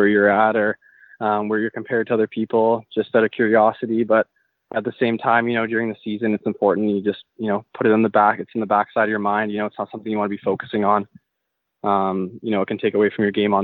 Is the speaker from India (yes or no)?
no; White Rock, British Columbia, Canada; also born or lived in Maple Ridge, British Columbia; I grew up in White Rock, British Columbia, so just down by the ocean there